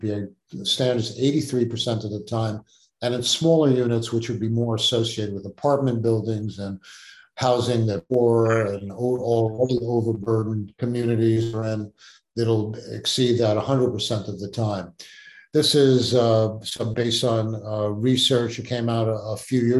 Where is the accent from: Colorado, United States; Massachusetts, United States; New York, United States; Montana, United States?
New York, United States; New York City; where I grew up in the Gun Ho Projects in the Bronx